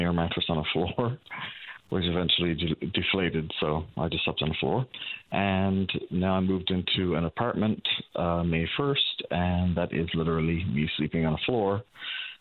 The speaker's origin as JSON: {"language": "English", "town": "Channel-Port aux Basques", "region": "Newfoundland and Labrador", "country": "Canada", "moved": "as an adult", "said": "I'm originally from Port of Bass too"}